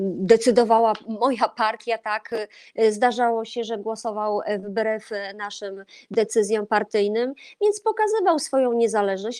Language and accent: Polish; Olsztyn, Warmian-Masurian Voivodeship, Poland; jestem z Warmii Mazur, jestem z Olsztyna